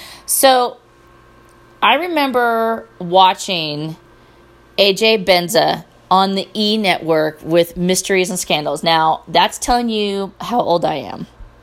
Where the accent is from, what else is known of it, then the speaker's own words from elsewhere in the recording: Petaluma, California, United States; one of the hosts of My Favorite Murder is from my hometown. So that's kind of awesome. And before you ask, no, I don't know her. I don't remember. Petaluma was small when I was growing up, but it's kind of big now.